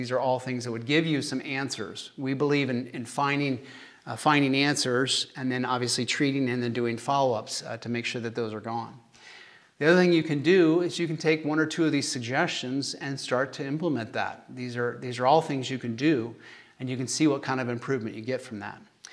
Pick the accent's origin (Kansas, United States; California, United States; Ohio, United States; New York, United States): Kansas, United States; accent: Kansas; my Kansas accent